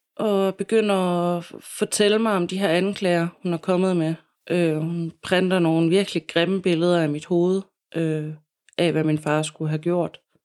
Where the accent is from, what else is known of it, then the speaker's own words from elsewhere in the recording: Silkeborg, Central Denmark Region, Denmark; also born or lived in Copenhagen; jeg savner mine venner øh, hjemme i Silkeborg. Og ja, har lyst til at flytte tilbage til Silkeborg